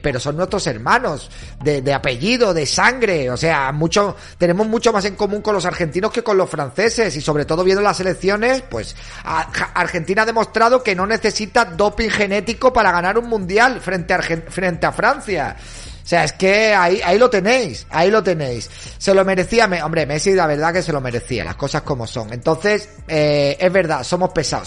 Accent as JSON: {"language": "Spanish", "country": "Spain", "said": "en España no somos como los argentinos"}